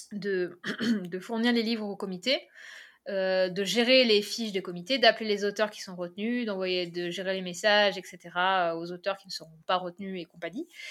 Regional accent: Carnoules, Provence-Alpes-Côte d'Azur, France; je suis de Carnoul, donc euh, je suis de la zone varoise

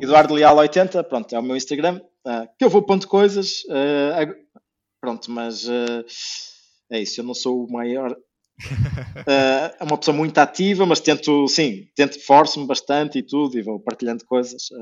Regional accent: Porto, Norte, Portugal; moved away as an adult; also born or lived in England; now in Azores, Portugal; sou do Porto

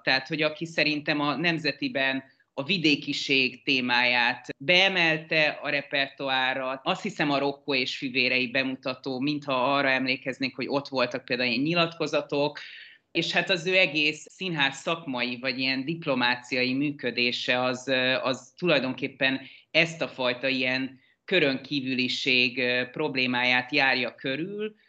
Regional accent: Pécs, Baranya, Hungary; moved away as an adult; now in Budapest, Hungary; Én egy másik vidéki metropolisból származom Pécsről. Én ott születtem, és 20 éves koromig ott is éltem.

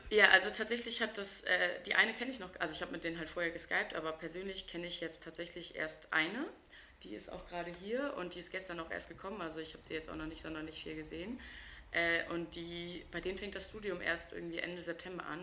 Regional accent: Wilhelmshaven, Lower Saxony, Germany; bei uns in Wilhelmshaven

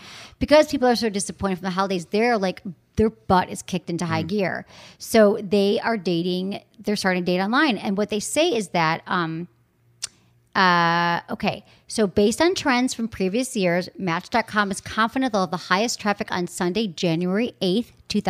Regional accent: Michigan, United States; accent: Michigan; So my Michigan accent comes out.

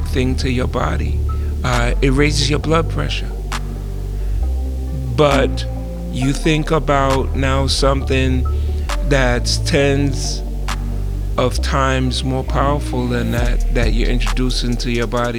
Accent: New York City, New York, United States; I grew up in the Bronx, New York

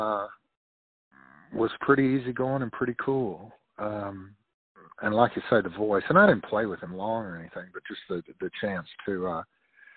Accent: Tennessee, United States; now in Nashville, United States; I grew up in Tennessee

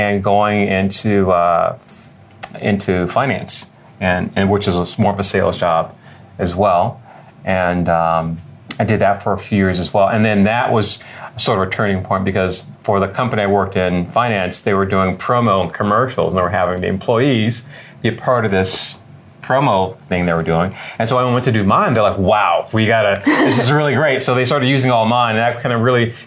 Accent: Detroit, Michigan, United States; also born or lived in California; now in Los Angeles, United States; originally I'm from Detroit, Michigan, the son of two police officers

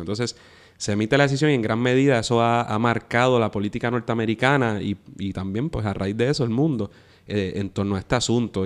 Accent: Puerto Rico; como puertorriqueño y como independentista

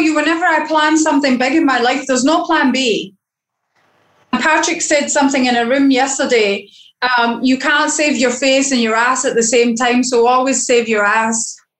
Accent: Scotland, United Kingdom; now in Barbados; as a female and as a Scottish female

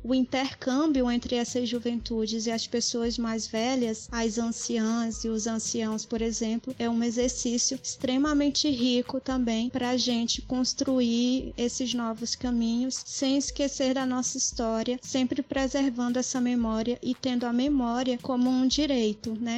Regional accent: Maranhão, Brazil; A gente é maranhense, a gente também é afetado pela mineração

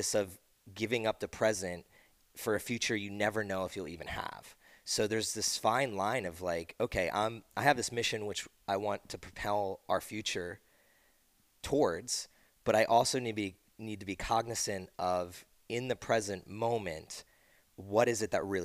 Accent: East Coast, United States; moved away; I grew up on the East Coast.

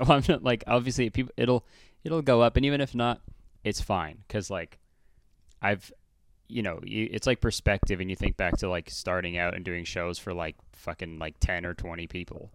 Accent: Hamilton, Ontario, Canada; born or raised there

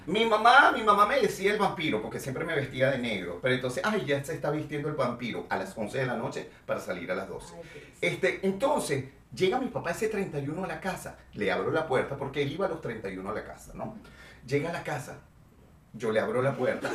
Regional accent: Venezuela; moved away as an adult; also born or lived in Mexico City, Mexico; estoy en mi país

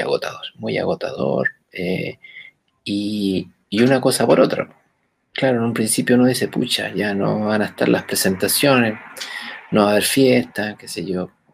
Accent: Chile; por las venas de todos los chilenos corre sangre africana

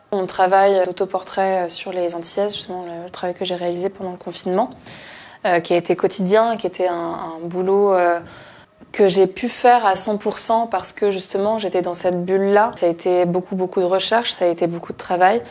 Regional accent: Paris, Île-de-France, France; je suis née à Paris, j'ai toujours vécu à Paris

